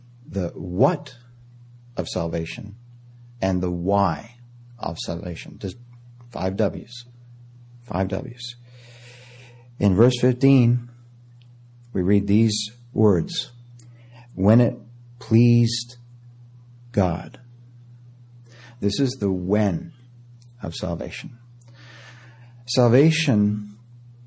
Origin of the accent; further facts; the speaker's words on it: Canada; moved away; I was born in Canada